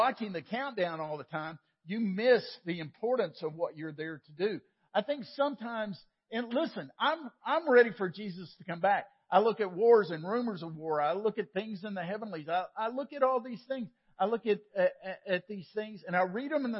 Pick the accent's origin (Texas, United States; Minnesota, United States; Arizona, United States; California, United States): Texas, United States; Waco; Sam and I grew up in Waco